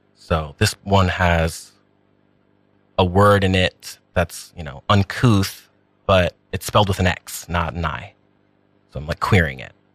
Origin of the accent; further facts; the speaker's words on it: New York, United States; Taino, um, Puerto Rican, Boricua, um, but born and raised in New York.